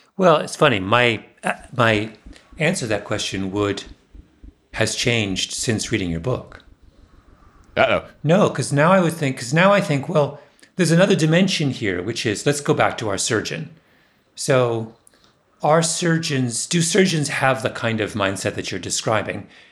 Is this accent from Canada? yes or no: yes; Waterloo, Ontario, Canada; Waterloo, my hometown